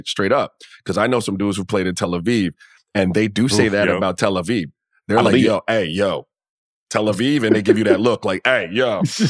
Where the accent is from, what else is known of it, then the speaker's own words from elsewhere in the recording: Miami, Florida, United States; I grew up in the Caribbean in Miami.